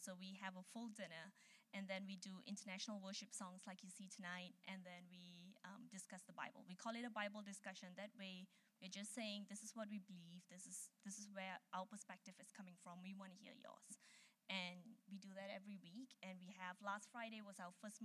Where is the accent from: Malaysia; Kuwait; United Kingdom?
Malaysia; moved away as an adult; now in United States; I'm from Malaysia